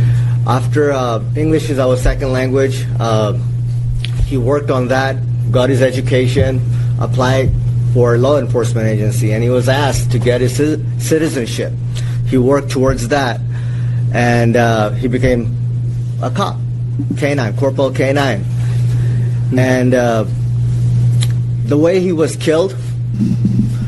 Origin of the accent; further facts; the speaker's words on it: Fiji; English is a second language; now in United States; we are originally from Fiji Islands